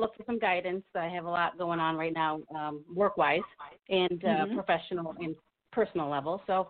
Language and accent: English; Tucson, Arizona, United States; now in Connecticut, United States; Tucson, Arizona.